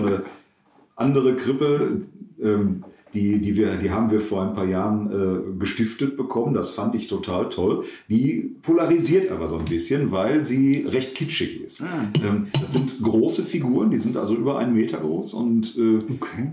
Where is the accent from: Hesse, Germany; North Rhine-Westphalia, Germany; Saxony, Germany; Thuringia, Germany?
North Rhine-Westphalia, Germany; Herne; moved away as an adult; also born or lived in Eidinghausen; now in Bad Oeynhausen, Germany; ich komme aus Wanne-Eickel